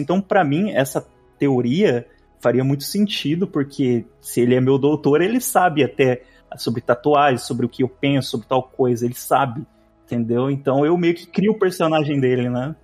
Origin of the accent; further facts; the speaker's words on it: Brazil; sou brasileiro